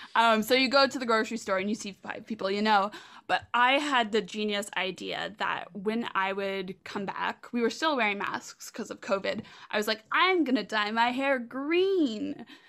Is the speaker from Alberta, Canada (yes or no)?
no; Prince Edward Island, Canada; also born or lived in Hamilton, Ontario; moved to P E I.